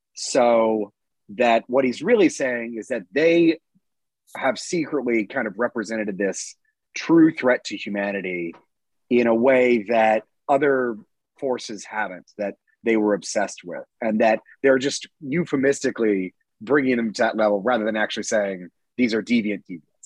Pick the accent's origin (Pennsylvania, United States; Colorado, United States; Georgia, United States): Georgia, United States; I'm from Georgia